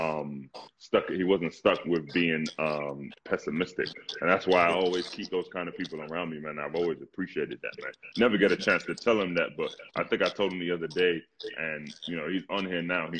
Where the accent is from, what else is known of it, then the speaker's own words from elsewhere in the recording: London, United Kingdom; also born or lived in Ghana; now in United States; when I was running track growing up in London